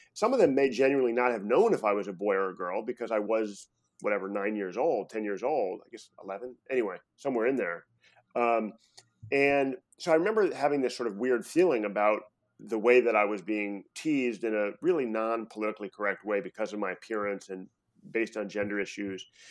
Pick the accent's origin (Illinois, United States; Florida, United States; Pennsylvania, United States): Illinois, United States; Chicago; moved away as an adult; also born or lived in New York City; now in San Francisco, United States; I ended up spending about, you know, twelve years of my life in, you know, first grade through high school in Chicago